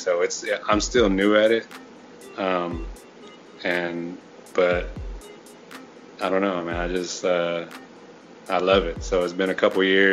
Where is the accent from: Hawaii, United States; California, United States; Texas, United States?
Texas, United States; Houston; also born or lived in Clear Lake; I was born and raised in Houston